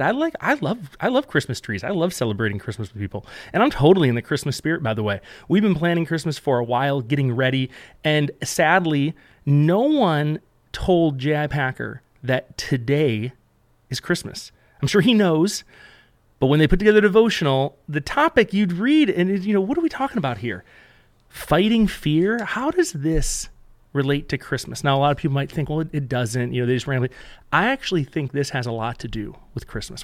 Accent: Buffalo, New York, United States; We grew up in Buffalo

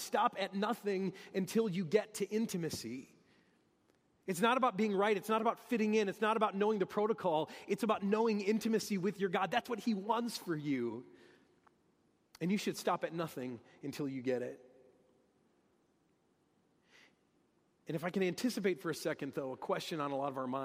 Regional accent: Detroit, Michigan, United States; I'm from Detroit, and that's what we talk about in Detroit, the big three

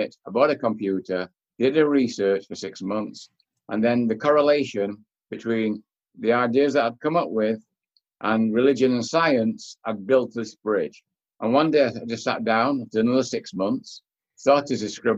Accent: Manchester, North West England, United Kingdom; moved away; I was born in Manchester, England, 1945, end of the war. A corner row house, no running hot water, outside toilet. People said it was poverty. Nobody ever told me I was poor. So for 19 years, I guess that was my palace. I used to play out in the street

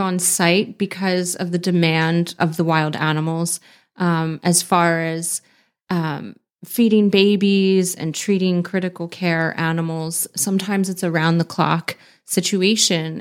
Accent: Pennsylvania, United States; also born or lived in San Diego, California; I moved back to my home state of Pennsylvania

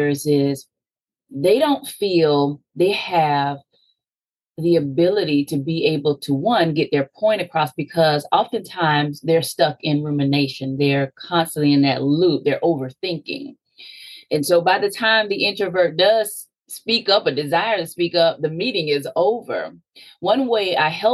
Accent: Sarasota, Florida, United States; I'm from Sarasota, Florida, originally, about midway in Florida, and I grew up as an only child

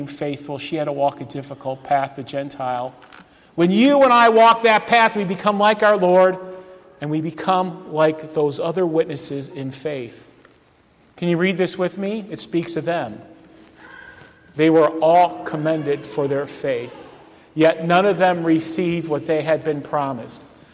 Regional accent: Euclid, Ohio, United States; I grew up in Euclid, Ohio, and Euclid is right on the shores of Lake Erie

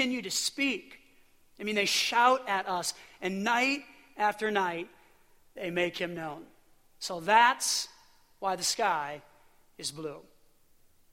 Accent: Illinois, United States; now in Pennsylvania, United States; I grew up in Illinois for a good portion of my life

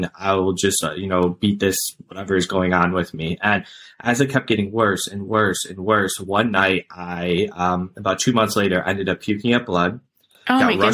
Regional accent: Cleveland, Ohio, United States; I'm from Cleveland, Ohio.

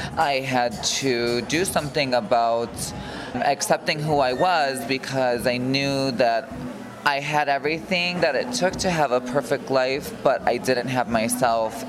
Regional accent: Carpentersville, Illinois, United States; I grew up in a small suburb in Illinois, uh, right outside of Chicago, called Carpentersville

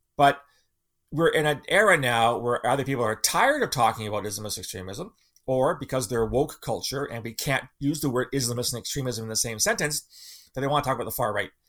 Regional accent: Canada; as a Canadian

